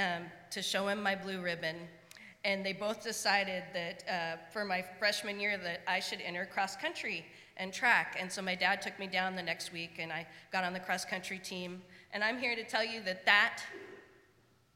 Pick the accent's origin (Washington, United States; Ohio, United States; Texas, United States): Washington, United States; Spokane; now in Portland, United States; I grew up in Spokane